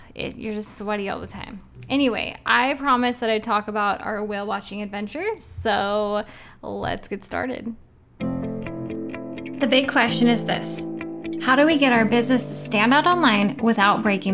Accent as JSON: {"language": "English", "region": "Oregon", "country": "United States", "said": "I'm from Oregon"}